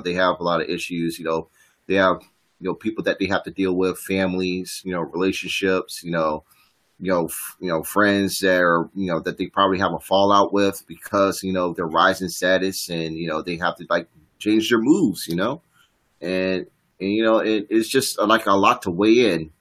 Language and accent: English; Richmond, Virginia, United States; my hometown VCU Rams